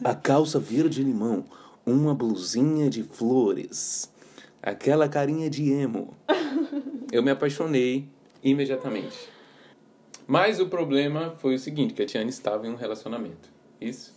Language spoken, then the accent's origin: Portuguese; Campo Grande, Mato Grosso do Sul, Brazil; sou de Campo Grande